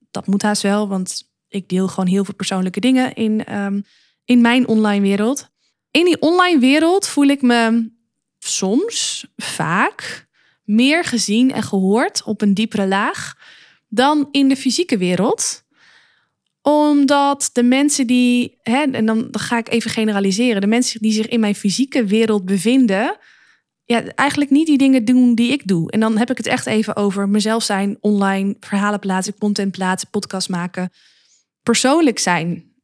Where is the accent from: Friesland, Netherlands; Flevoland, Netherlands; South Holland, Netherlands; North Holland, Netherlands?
Flevoland, Netherlands; Luttelgeest; moved away; also born or lived in Zwolle; ik kom oorspronkelijk uit de Noordoostpolder, een plaatsje genaamd Luttelgeest.